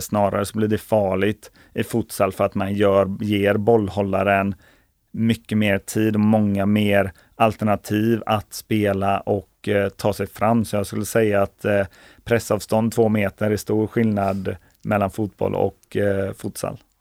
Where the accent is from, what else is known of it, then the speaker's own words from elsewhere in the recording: Kungsbacka, Halland County, Sweden; där jag är uppväxt i Kungsbacka